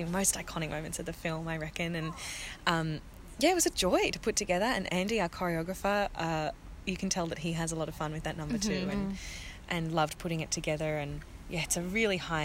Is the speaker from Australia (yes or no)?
yes; Brisbane, Queensland, Australia; I'm actually from Brisbane